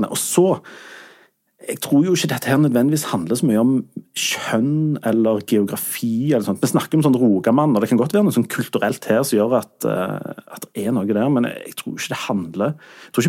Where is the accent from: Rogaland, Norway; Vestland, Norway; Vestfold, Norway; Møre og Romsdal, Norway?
Rogaland, Norway; Sandnes; Jeg er jo fra Sande